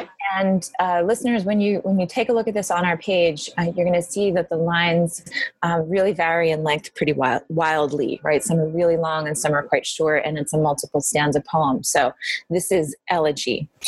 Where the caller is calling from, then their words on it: New York, United States; I'm calling in from New York. I am in my apartment.